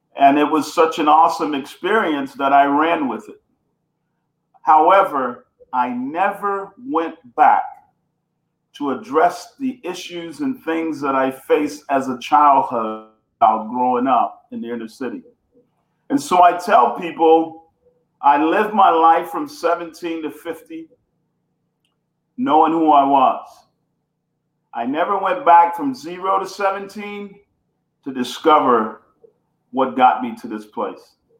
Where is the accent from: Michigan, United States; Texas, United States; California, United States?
Texas, United States; Houston; also born or lived in Bunkie, Louisiana; I am uh, born in uh, Louisiana, Bunkie, small town Bunkie, Louisiana, but uh, grew up in Houston, Texas